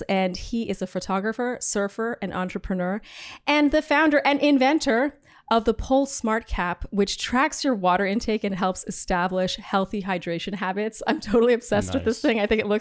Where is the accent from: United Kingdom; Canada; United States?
Canada; I am Canadian